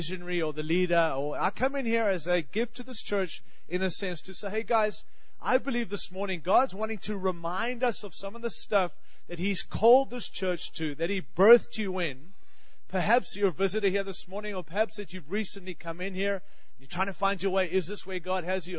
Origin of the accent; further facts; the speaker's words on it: Australia; now in United States; I have a funny accent. I'm from Australia